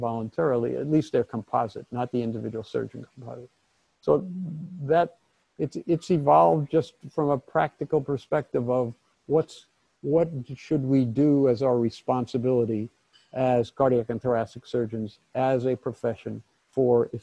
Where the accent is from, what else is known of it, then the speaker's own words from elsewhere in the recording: Hackensack, New Jersey, United States; moved away as an adult; also born or lived in Brooklyn, New York; now in Ann Arbor, United States; my background growing up in Hackensack, New Jersey, which was multiracial